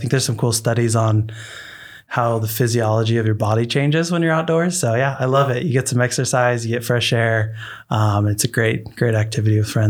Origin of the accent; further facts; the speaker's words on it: Pacific Northwest, United States; growing up in the Pacific Northwest, having access to so many great forests and national parks